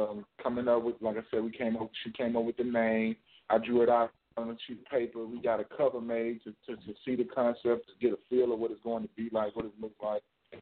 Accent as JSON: {"language": "English", "area": "Pace, Rosedale", "region": "Mississippi", "country": "United States", "lives_now": "Jackson, United States", "said": "I'm from Pace, Mississippi, Rosedale. And I live in Jackson, Mississippi"}